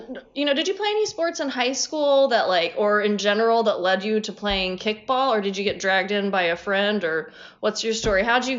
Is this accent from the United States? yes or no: yes; Midwest, United States; accent: Midwestern; moved away; I'm from the Midwest